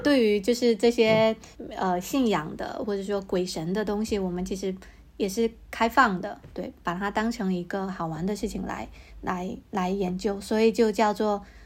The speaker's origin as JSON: {"language": "Chinese", "region": "Fujian", "country": "China", "said": "我也是闽南人"}